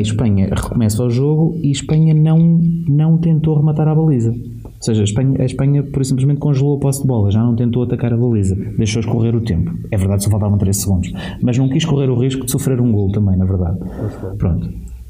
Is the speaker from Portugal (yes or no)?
yes; Portugal; sou português